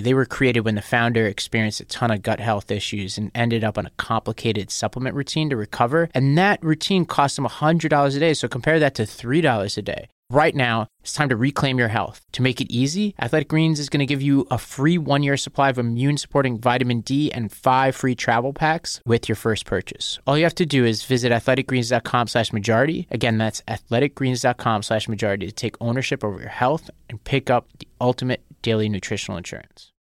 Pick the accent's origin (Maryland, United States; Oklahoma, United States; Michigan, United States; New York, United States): New York, United States; New York City; I'm from Staten Island